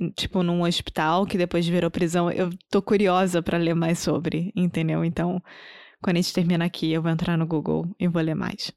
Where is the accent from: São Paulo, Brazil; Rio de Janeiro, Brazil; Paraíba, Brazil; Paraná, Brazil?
Rio de Janeiro, Brazil; accent: carioca; first language Portuguese; Eu sou brasileira, carioca do Rio de Janeiro